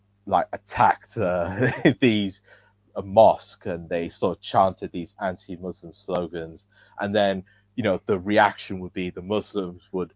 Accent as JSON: {"language": "English", "country": "Nigeria", "said": "I'm Nigerian"}